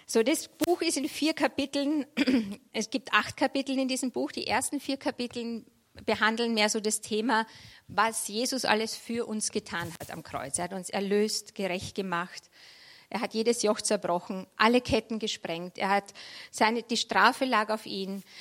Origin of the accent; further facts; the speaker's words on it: Vienna, Austria; moved away as an adult; also born or lived in Munich / Berlin; now in Freilassing, Germany; Ich, ich komme ursprünglich aus Wien, Niederösterreich